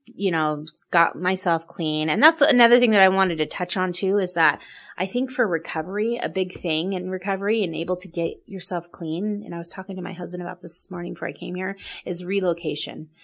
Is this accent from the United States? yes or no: yes; Oregon, United States; moved away as an adult; now in Salt Lake City, United States; I'm originally from Oregon